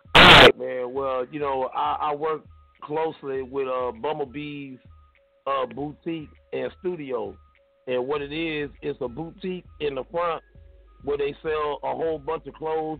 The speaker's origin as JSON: {"language": "English", "region": "the South", "country": "United States", "said": "I'm from the South"}